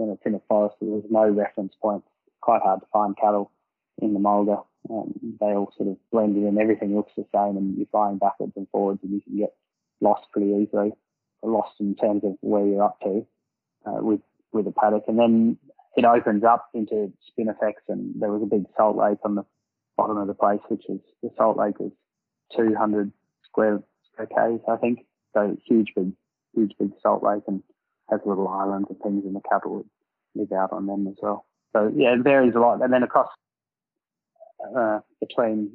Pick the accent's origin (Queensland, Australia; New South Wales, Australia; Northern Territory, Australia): Northern Territory, Australia; Napanee Station, northwest of Alice Springs; I grew up on Napanee Station, which is 200 kilometres northwest of Alice Springs in the Northern Territory.